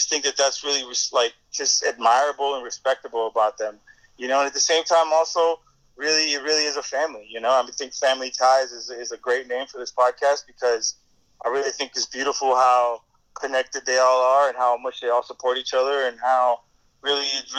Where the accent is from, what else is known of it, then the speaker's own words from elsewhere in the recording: Kendall, Florida, United States; We're from Kendall, you know, which is like the outskirts. It's the new development of Miami. It's the suburbs